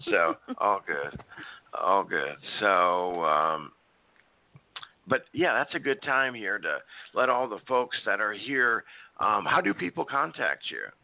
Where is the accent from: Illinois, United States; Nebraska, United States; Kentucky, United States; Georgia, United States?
Nebraska, United States; now in Oklahoma City, United States; I was raised in Nebraska, so we had a lot of snow, especially in the seventies